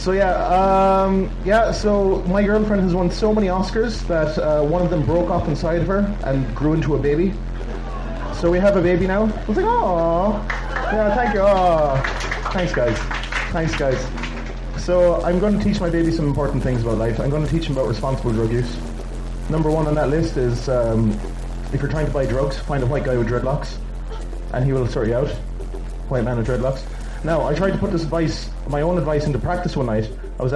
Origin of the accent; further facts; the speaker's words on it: Ireland; now in Bratislava, Slovakia; I live in Bratislava. I'm from Ireland